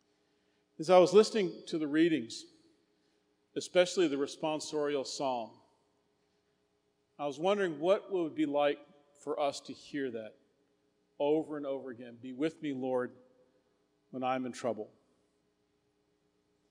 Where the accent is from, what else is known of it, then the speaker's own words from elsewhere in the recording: Houston, Texas, United States; I grew up in the Heights area in All Saints